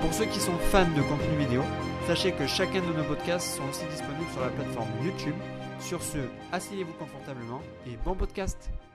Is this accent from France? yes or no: yes; France; en tant que Français, je vais dire en tant qu'européen mais on va dire plus précisément en tant que Français